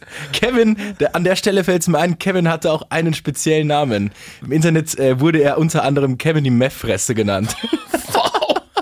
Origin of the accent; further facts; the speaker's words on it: Bavaria, Germany; hier bei uns in Bayern